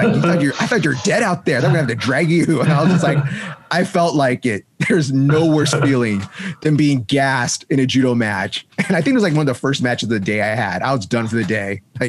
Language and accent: English; Hollywood, California, United States; Like I'm from Hollywood.